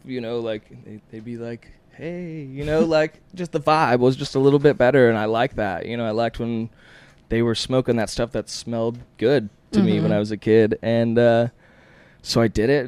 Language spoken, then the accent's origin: English; Houston, Texas, United States; also born or lived in Las Vegas, Nevada; I moved out with my mom, I guess, to Houston, Texas, and I was raised there